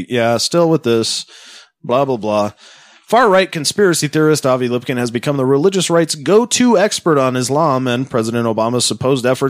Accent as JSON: {"language": "English", "region": "Massachusetts", "country": "United States", "said": "I'm a masshole."}